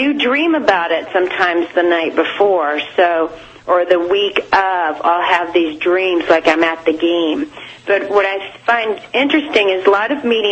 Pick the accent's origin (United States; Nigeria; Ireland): United States; Atlanta, Georgia; moved away as an adult; now in South Coast, Massachusetts, United States; I'm not from here. I'm from Atlanta, and I moved here.